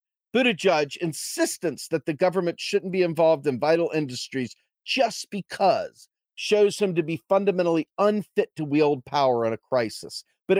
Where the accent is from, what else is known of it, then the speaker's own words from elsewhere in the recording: New Zealand; It was the same in my home country of New Zealand